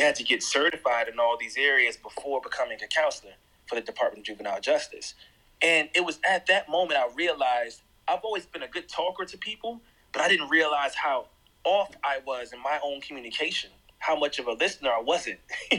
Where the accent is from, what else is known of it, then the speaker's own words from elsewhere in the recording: Jersey City, New Jersey, United States; also born or lived in Miami / Brooklyn / Atlanta; now in Nashville, United States; So I grew up in Jersey City, New Jersey, but also moved to Miami when I was 10 and eventually moved back up north to New Jersey and lived in Brooklyn.